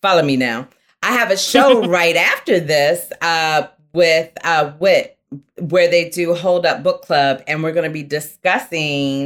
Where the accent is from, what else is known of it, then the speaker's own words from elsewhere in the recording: the South, United States; I'm from the South